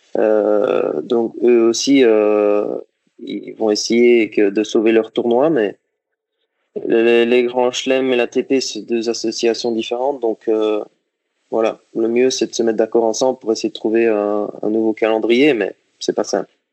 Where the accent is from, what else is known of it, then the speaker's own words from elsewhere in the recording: Liège, Wallonia, Belgium; moved away as an adult; now in Monaco; J'ai commencé le tennis euh, à Liège, c'est ma ville natale en Belgique